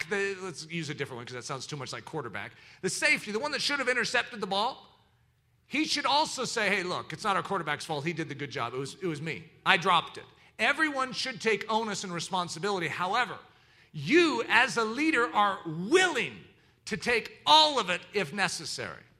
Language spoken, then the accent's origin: English; the South, United States; accent: southern; That was my southern accent. I don't know how it got into there